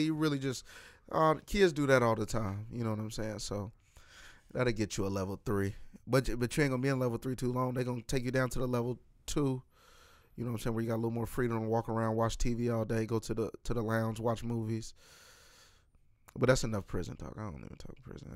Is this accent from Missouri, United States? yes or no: yes; Kansas City, Missouri, United States; I'm from Kansas City, Missouri